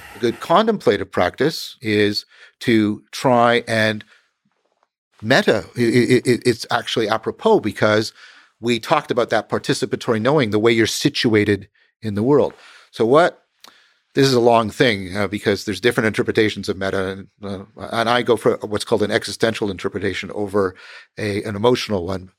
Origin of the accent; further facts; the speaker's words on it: Canada; I'm a Canadian